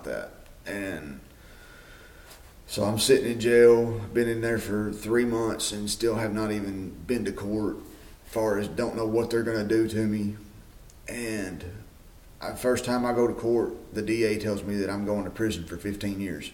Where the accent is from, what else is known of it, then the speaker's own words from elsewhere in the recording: Smithfield, Tennessee, United States; I am originally from Smithfield, Tennessee. I was born and raised here on a farm